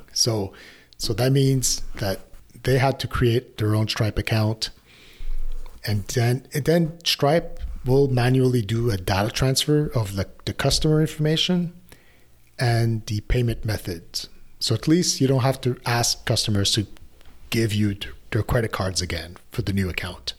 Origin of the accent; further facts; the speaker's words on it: Canada; as a Canadian